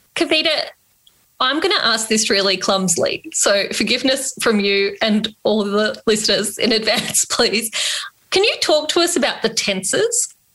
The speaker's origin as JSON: {"language": "English", "country": "Australia", "also_born_or_lived": "Redfern, Sydney", "said": "I'm Indian Australian"}